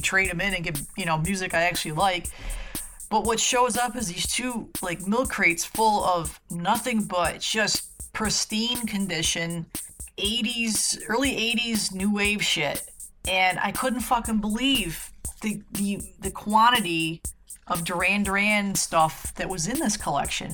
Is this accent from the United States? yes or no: yes; central New York State, United States; moved away; I grew up in New York